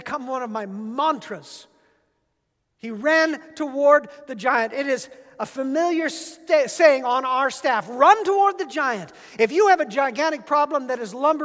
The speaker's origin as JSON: {"language": "English", "town": "Yakima", "region": "Washington", "country": "United States", "tie": "born or raised there", "moved": "yes", "said": "my hometown of Yakima"}